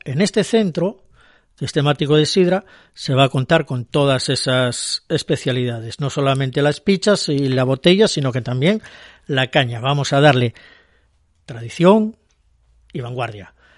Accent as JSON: {"language": "Spanish", "town": "Luanco", "region": "Asturias", "country": "Spain", "said": "Yo soy asturiano y soy de Luanco"}